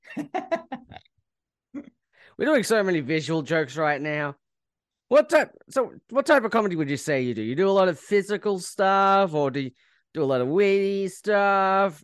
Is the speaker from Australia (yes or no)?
yes; Australia; as an Australian